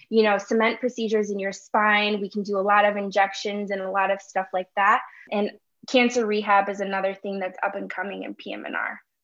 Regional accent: Chicago, Illinois, United States; moved away as an adult; also born or lived in Urbana-Champaign, Illinois / Wisconsin; I'm born and raised in Chicago, Illinois.

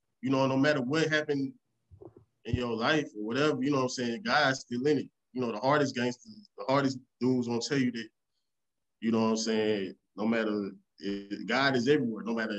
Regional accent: Raleigh, North Carolina, United States; also born or lived in Memphis; Like, I'm from Raleigh and Memphis. So it's just the same stuff.

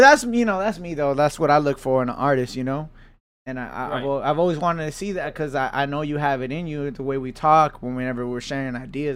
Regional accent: California, United States; That's just because I'm from the South Bay.

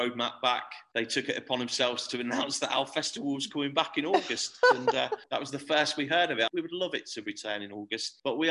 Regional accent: Torquay, South West England, United Kingdom; moved away as an adult; now in Hull, United Kingdom; It's my hometown. It's where I'm from.

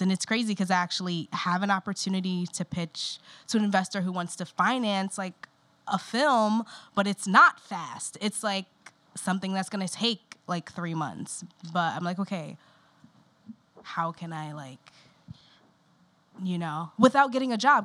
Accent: New York City, New York, United States; being a New Yorker

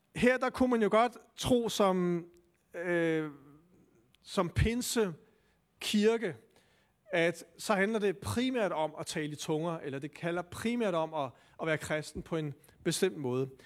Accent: Denmark; som danskere

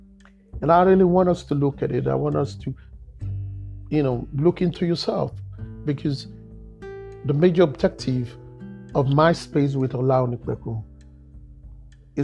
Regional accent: Nigeria; I'm an African. I'm a Nigerian. Growing up in Nigeria

